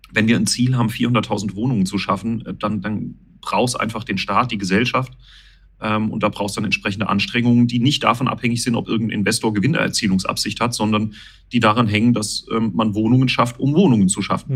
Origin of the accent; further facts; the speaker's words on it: Winterbach, Rhineland-Palatinate, Germany; meine Heimatgemeinde Winterbach